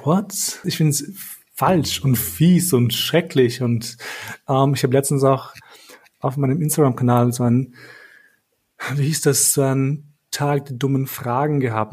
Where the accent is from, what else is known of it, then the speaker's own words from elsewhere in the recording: Kosovo; moved away; bei uns in Kosovo